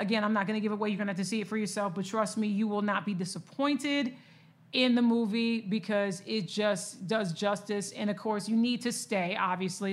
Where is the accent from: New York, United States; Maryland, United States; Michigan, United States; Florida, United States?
Michigan, United States; Lansing; I'm a Michigan girl. I'm born and raised in Michigan, uh, Lansing to be exact.